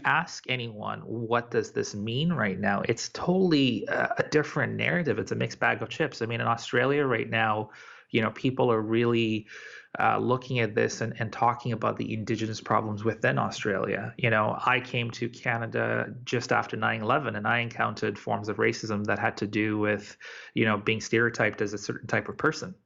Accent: Tanzania; moved away; I was born in Tanzania.

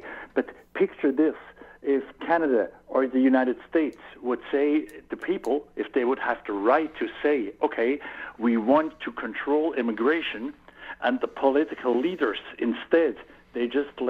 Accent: Switzerland; accent: Swiss; English is a second language

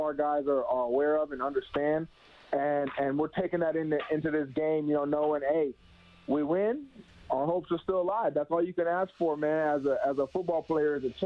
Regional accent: Tampa, Florida, United States; also born or lived in Phoenix, Arizona; now in Edmonton, Canada; lived in Tampa, Florida since about 2005

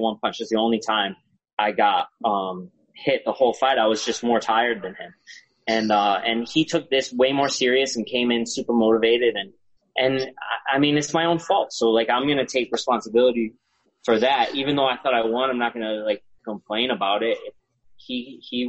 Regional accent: Milford, Connecticut, United States; mine's in Milford, Connecticut, my hometown

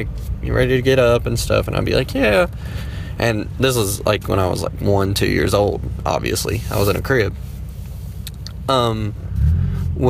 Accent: Danbury, North Carolina, United States; I'm from Danbury, North Carolina. Small little town

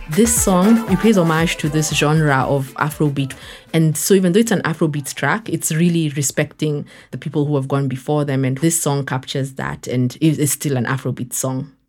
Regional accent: Kenya; moved away as an adult; also born or lived in United States; now in Dakar, Senegal; I'm Kenyan born and raised

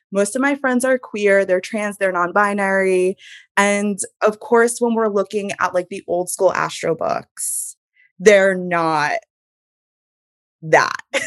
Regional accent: Hudson Valley, New York, United States; I grew up in the Hudson Valley, in a very small town in the Hudson Valley.

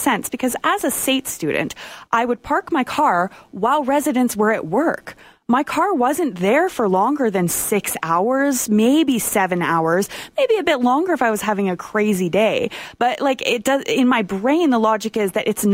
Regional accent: Calgary, Alberta, Canada; I'm born and raised in Calgary

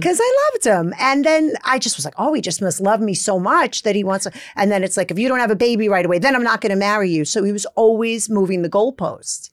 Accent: Brooklyn, New York, United States; accent: Brooklyn; I grew up in Brooklyn in the seventies

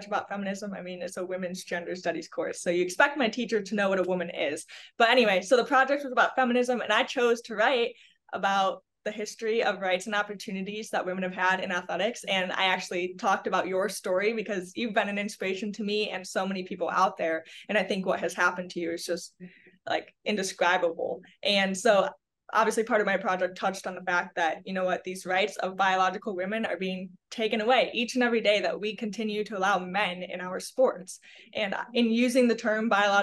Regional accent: Chicago, Illinois, United States; now in Cincinnati, United States; I'm actually originally from the Chicagoland area

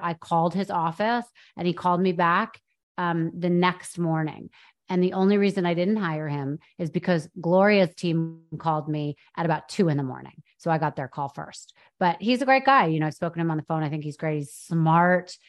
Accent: New York, United States; I went to private school in New York. I grew up in New York

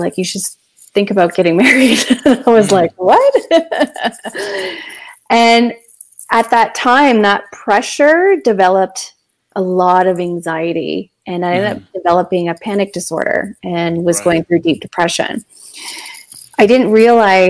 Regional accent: London, Ontario, Canada; I was born and raised in London, Ontario

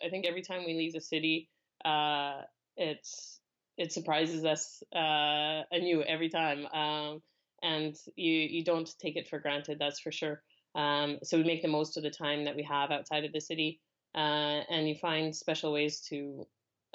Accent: Calgary, Alberta, Canada; moved away as an adult; also born or lived in Singapore / France / New York; now in London, United Kingdom; I'm from Canada, born and raised in Calgary, which is Western Canada, just near the Rockies. Spent 30 years there

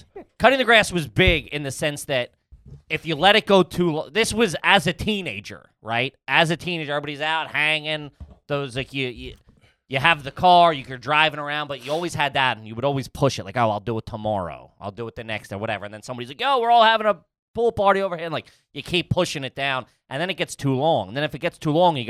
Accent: Flatbush, New York, United States; I was in Flatbush.

